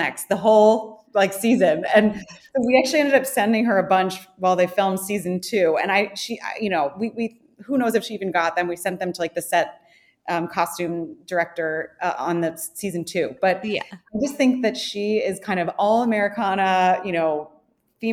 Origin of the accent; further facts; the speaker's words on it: Connecticut, United States; moved away as an adult; also born or lived in North Carolina / New York City; grew up in Connecticut